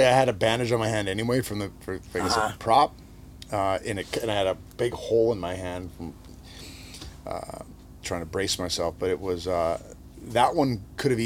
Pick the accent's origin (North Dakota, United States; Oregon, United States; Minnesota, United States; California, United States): North Dakota, United States; Minot; moved away; Growing up in North Dakota, we're about as far from any ocean as you can get